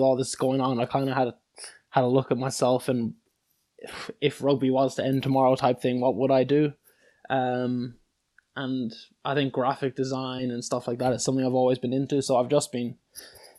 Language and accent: English; Cork, Munster, Ireland; also born or lived in Sydney, Australia; now in England; Growing up, obviously, in Australia, where, well, I liked it a lot when I first came, to be honest, because I was used to living kind of in the suburbs in Sydney